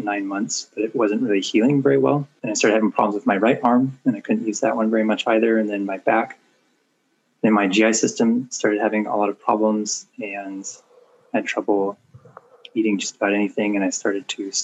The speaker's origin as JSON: {"language": "English", "town": "Portland", "region": "Oregon", "country": "United States", "tie": "born or raised there", "said": "I'm from Portland, Oregon. Been here all my life"}